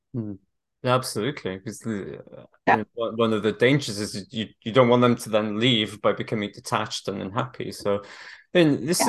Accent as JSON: {"language": "English", "region": "Wales", "country": "United Kingdom", "moved": "yes", "said": "I'm originally Welsh"}